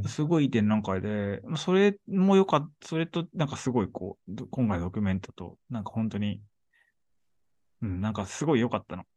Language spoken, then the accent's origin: Japanese; Shizuoka, Japan; moved away; 僕静岡出身